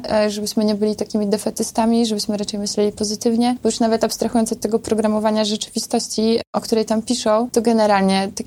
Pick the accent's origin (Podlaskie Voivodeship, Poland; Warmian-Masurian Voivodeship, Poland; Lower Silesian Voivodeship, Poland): Podlaskie Voivodeship, Poland; No ja jestem ze wsi, wiecie, z takiej wsi pod Białorusią, gdzie tam kompletnie nic nie ma i żubry sobie chodzą przez drogę.